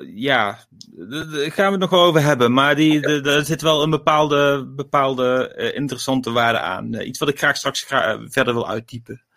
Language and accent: Dutch; Gemert, North Brabant, Netherlands; uit Gemert, waar ik vandaan kom